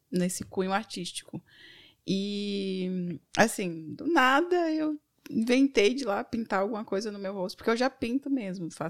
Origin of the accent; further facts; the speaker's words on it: São Paulo, Brazil; also born or lived in Estrela; now in Garopaba, Brazil; Eu sou …. Eu vim de São Paulo e estou morando agora atualmente em Garopaba, no Ambrósio.